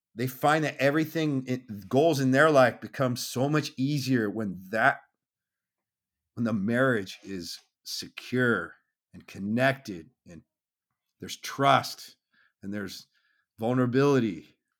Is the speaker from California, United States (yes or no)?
yes; Southern California, United States; I grew up in Southern California